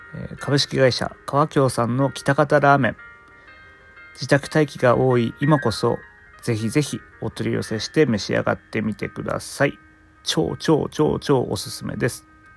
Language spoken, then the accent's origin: Japanese; Fukushima, Japan; 僕の出身地福島県